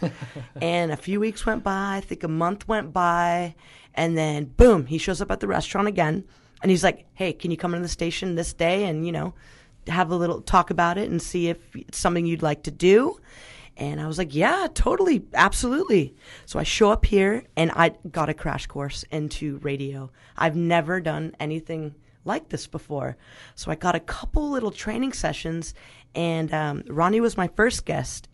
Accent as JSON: {"language": "English", "town": "Glen Ellen", "region": "California", "country": "United States", "tie": "born or raised there", "also_born_or_lived": "Mexico", "said": "So, I grew up in Glen Ellen, which is, and I went to Dunbar, which is a very artsy kinda little town."}